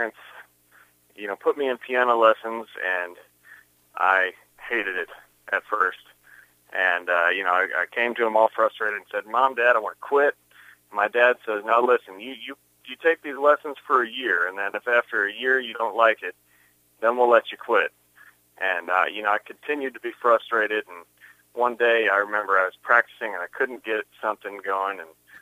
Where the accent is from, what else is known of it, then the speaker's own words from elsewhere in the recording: Kansas City, Kansas, United States; I was born right here in Kansas City, in Shawnee Mission Medical Center